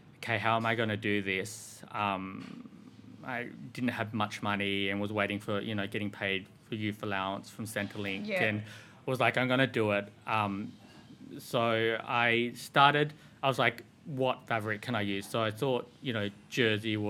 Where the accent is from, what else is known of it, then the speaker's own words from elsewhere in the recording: Sydney, New South Wales, Australia; I grew up in Sydney. I grew up in Western suburbs.